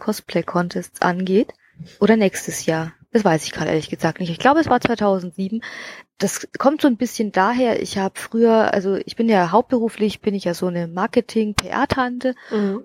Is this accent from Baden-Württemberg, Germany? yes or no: no; Bavaria, Germany; bei uns aus weißt, Bayern